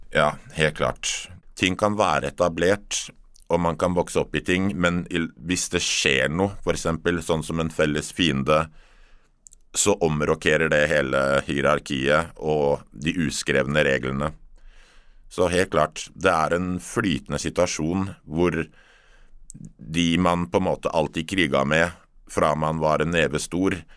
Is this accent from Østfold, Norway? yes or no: no; Oslo, Norway; Jeg er oppvokst midt i Oslo by, Torshov-gutt